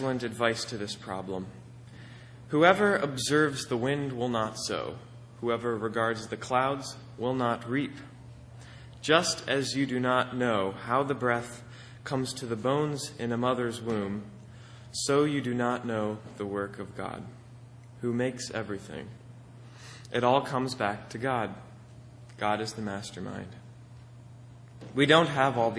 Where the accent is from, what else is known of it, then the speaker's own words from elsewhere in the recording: Akron, Pennsylvania, United States; the binational office in my hometown of Akron, Pennsylvania